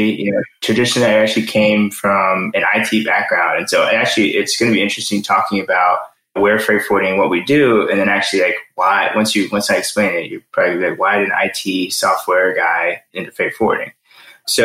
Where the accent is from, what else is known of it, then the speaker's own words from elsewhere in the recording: Maryland, United States; also born or lived in New Zealand; family is Sri Lankan, but I was actually born in New Zealand. I then moved to the States when I was 12. I grew up in Maryland.